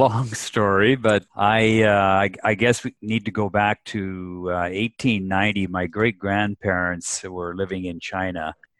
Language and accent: English; Japan; My mother was born out there. I grew up in Japan.